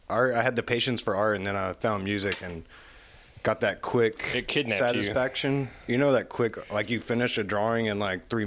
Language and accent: English; Knoxville, Tennessee, United States; I'm from Knoxville. I'm 33 years old.